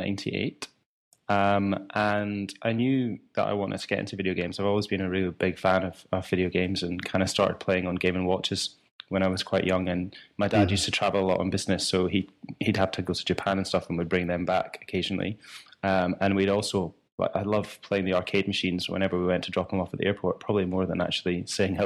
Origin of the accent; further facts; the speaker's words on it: Scotland, United Kingdom; accent: a little bit Scottish; also born or lived in Leamington Spa, England; my accent's obviously a little bit Scottish